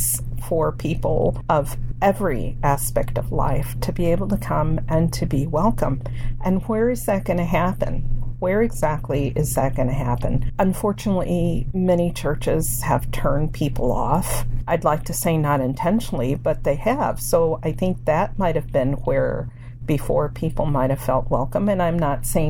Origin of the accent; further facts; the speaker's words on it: Hammond, Indiana, United States; first language Spanish; English is a second language; also born or lived in Anchorage, Alaska; now in Tomah, United States; I grew up in Hammond, Indiana, and that's a town about 30 miles or so from Chicago